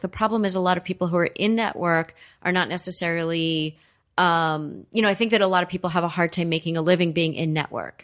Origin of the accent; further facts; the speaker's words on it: Los Angeles, California, United States; I grew up in Los Angeles. I'm a native.